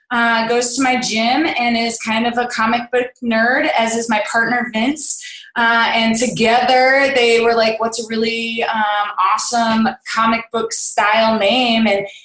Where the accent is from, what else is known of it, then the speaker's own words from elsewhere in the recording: Kansas City, Kansas, United States; I'm from Kansas City, Kansas, not to be confused with Kansas City, Missouri.